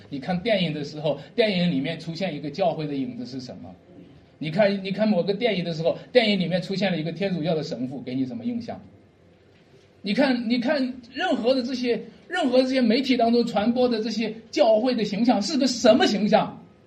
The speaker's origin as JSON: {"language": "Chinese", "area": "a village about ten li from Dujiazhuang, Jiaocheng County", "region": "Shanxi", "country": "China", "said": "他们离我们村就有十里路"}